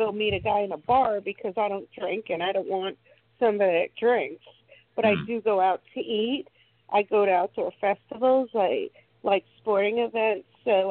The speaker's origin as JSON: {"language": "English", "town": "Miami", "region": "Florida", "country": "United States", "said": "I'm from Florida. I'm originally from Miami."}